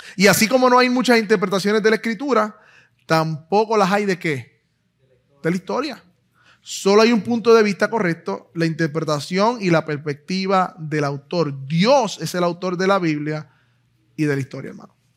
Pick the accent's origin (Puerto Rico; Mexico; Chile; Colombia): Puerto Rico; Puerto Rico es, un país bien extraño, en el sentido de que, pues, no, somos o no somos americanos, no lo sé. si tenemos la ciudadanía, pero somos boricos, hablamos español, hablamos inglés